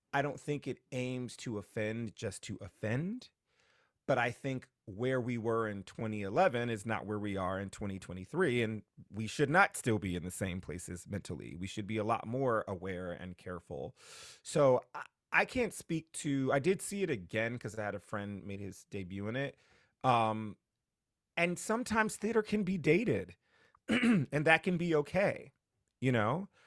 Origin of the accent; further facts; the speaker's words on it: New Haven, Connecticut, United States; I grew up in New Haven, Connecticut